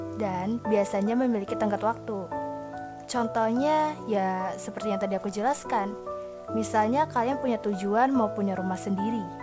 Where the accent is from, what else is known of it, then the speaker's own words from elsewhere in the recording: Bekasi, West Java, Indonesia; berasal dari Bekasi